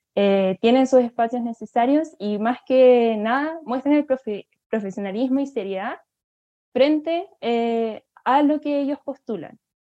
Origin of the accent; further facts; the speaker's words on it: Chile; Lo vemos aquí en Chile